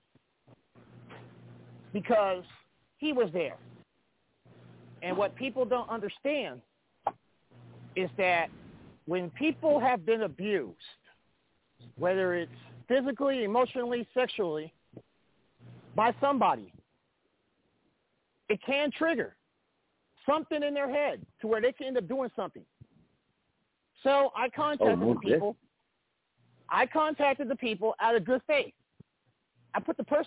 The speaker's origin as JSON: {"language": "English", "town": "Kansas City", "country": "United States", "tie": "born or raised there", "said": "my hometown of Kansas City"}